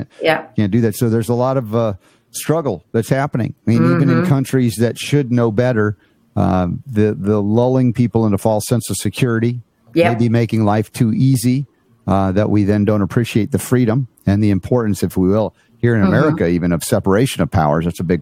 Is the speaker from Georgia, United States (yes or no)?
yes; Georgia, United States; moved away; I grew up in Georgia for 30 years